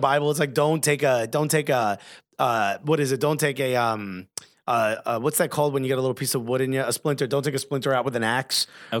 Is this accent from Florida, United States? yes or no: no; New Jersey, United States; I was born and raised in Jersey